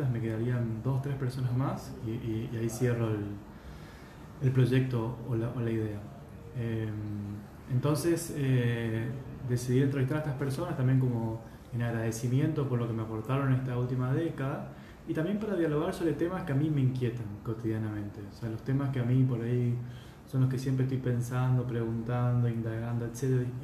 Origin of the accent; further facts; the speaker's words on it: Posadas, Misiones, Argentina; moved away as an adult; now in Buenos Aires, Argentina; Yo nací en Posadas, en Misiones.